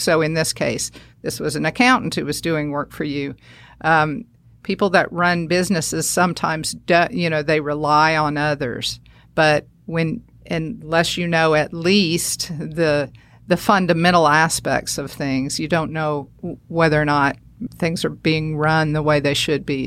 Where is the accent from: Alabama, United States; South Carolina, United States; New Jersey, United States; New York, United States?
Alabama, United States; northern; moved away; also born or lived in Saint Louis, Missouri; So we moved there, and that's where I spent my, through high school